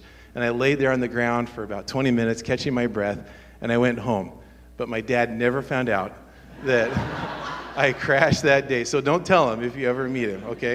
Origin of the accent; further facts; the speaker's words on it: Medford, Oregon, United States; where I grew up in Medford, which is southern Oregon